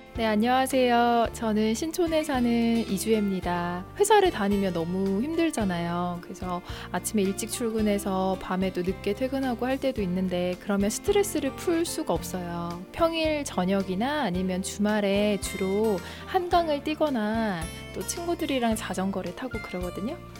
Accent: Jinju, South Gyeongsang, South Korea; also born or lived in Mokdong, Seoul; now in Seoul, South Korea; 고향은 진주고요.

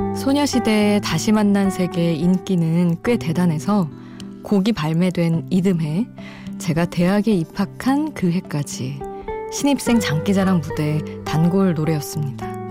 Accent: South Korea; 한국에서 태어나기 진짜 잘했구나

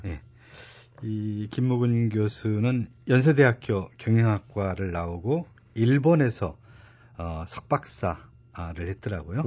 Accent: Seoul, South Korea; also born or lived in countryside (unnamed), South Korea; 10살 때 서울에 올라와서

